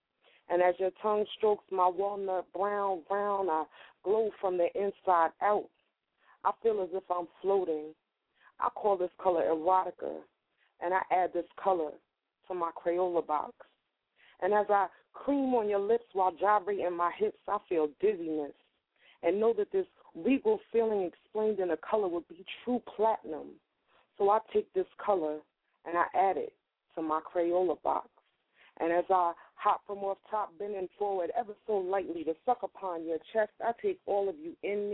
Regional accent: New York, United States; now in Wilmington, United States; I'm from New York. I just live in Delaware. I bought a house out here. I'm from New York, and it's all in my heart.

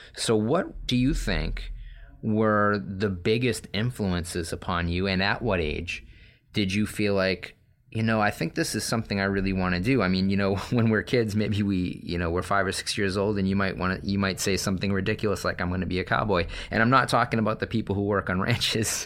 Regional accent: Massachusetts, United States; I'm from Massachusetts

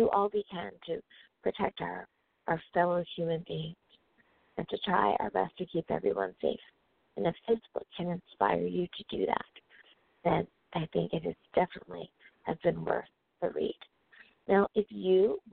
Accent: United States; my home country, the good old US

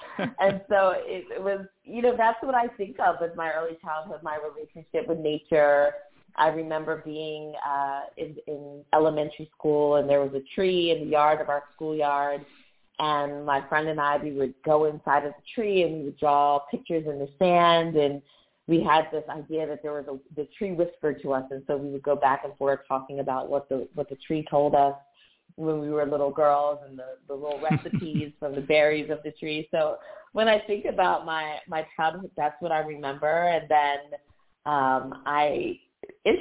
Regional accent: Atlantic City, New Jersey, United States; I was born in Atlantic City, New Jersey, and grew up there

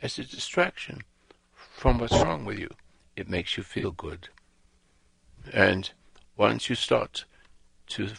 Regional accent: England, United Kingdom; also born or lived in Africa; now in United States; I'm an Englishman

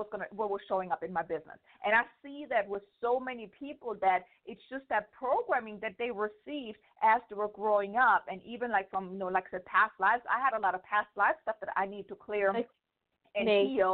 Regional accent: Germany; moved away as an adult; now in United States; I'm from Germany.

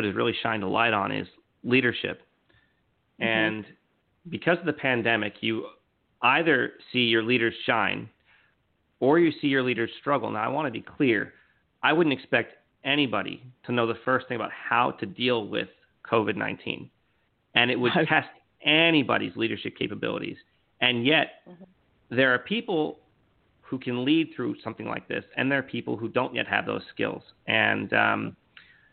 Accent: New York, United States; also born or lived in Philadelphia / Los Angeles; now in Orlando, United States; born and raised in New York

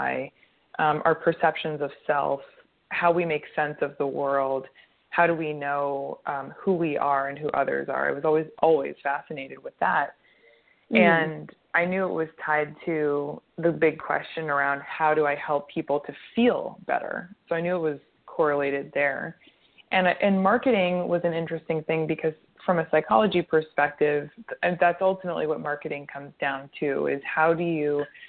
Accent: United States; moved away as an adult; also born or lived in Montreal, Canada; I'm American, but I went to McGill University in Montreal

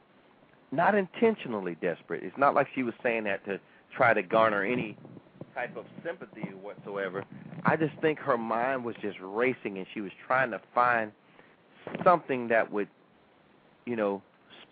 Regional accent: United States; I was born in America.

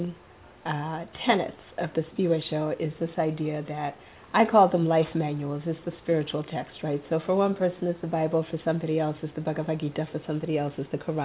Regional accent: Zimbabwe; moved away; I'm originally from Zimbabwe

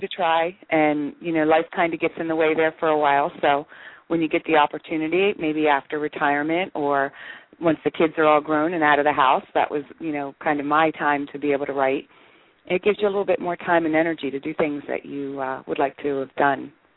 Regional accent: Maryland, United States; moved away as an adult; now in Phoenix, United States; I'm originally from Maryland, back on the East Coast. We moved to Phoenix about 11 years ago

